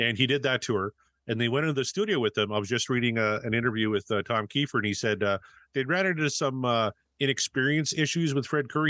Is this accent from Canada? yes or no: yes; Canada; I come from Canada, right? So I'm, I'm used to whiteout conditions